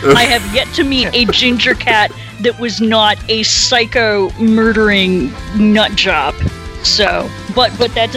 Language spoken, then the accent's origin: English; United States; being American